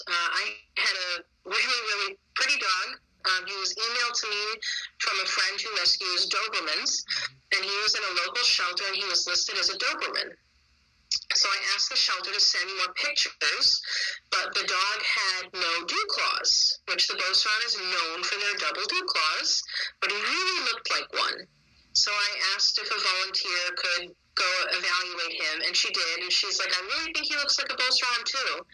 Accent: Connecticut, United States; even though I'm from Connecticut.

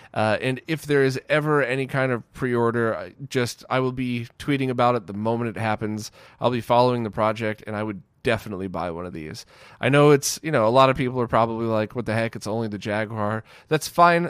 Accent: United States; where I grew up in the States

